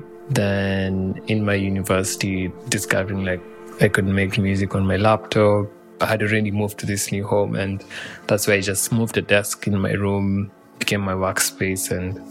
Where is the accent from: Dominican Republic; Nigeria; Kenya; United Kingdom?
Kenya; Nairobi; moved away as an adult; now in Europe; I've been born and raised in Nairobi, Kenya, which is in East Africa.